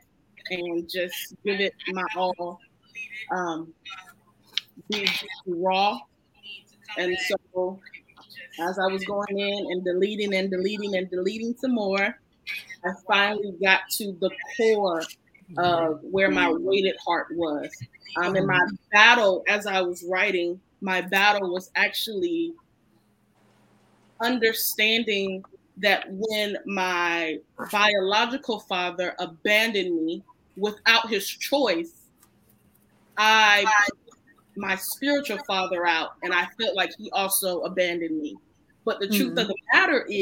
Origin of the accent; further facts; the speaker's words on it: Chesapeake, Virginia, United States; also born or lived in Camilla, Georgia; I was born in Camilla, Georgia, but I was raised in Chesapeake, Virginia